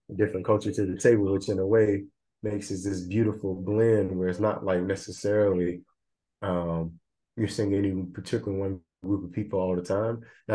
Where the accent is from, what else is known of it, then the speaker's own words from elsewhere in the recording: the South, United States; I always knew about racism and, you know, growing up in the South, segregation and discrimination and prejudice